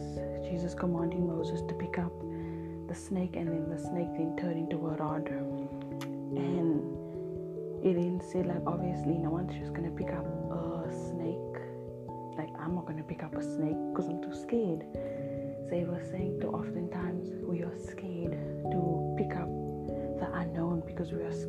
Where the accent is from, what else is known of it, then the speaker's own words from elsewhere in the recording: Cape Town, Western Cape, South Africa; I'm from Cape Town, South Africa